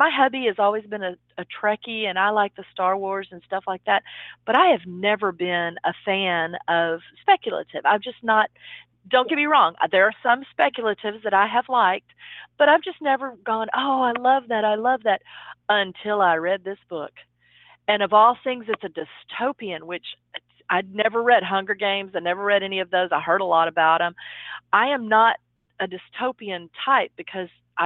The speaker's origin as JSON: {"language": "English", "town": "Dallas", "region": "Texas", "country": "United States", "tie": "born or raised there", "said": "here in Dallas, which is my hometown."}